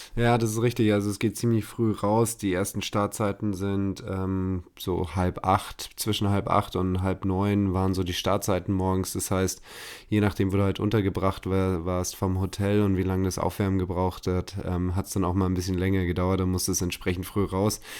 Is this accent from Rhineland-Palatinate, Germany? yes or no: no; Munich, Bavaria, Germany; als Münchner